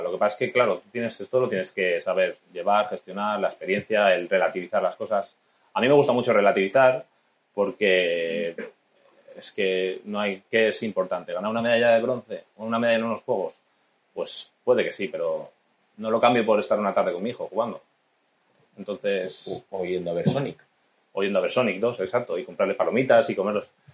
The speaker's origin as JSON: {"language": "Spanish", "town": "Salamanca", "region": "Castile and León", "country": "Spain", "tie": "born or raised there", "moved": "yes", "said": "Cuando vivía en Salamanca era, bueno, estuve de nadador"}